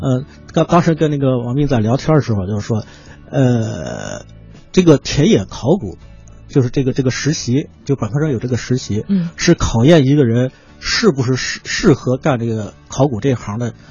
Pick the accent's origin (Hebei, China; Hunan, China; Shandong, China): Hebei, China; 因为我是河北的